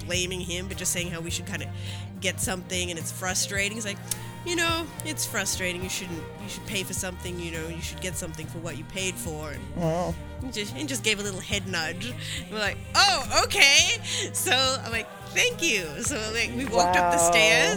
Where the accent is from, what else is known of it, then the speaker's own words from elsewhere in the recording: Melbourne, Victoria, Australia; moved away; I'm from Melbourne